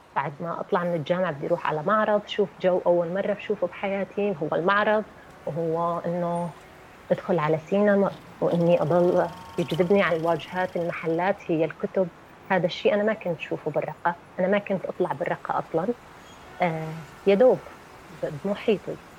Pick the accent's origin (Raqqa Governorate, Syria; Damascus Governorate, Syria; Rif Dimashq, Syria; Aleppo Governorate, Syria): Raqqa Governorate, Syria; Raqqa; من الرقة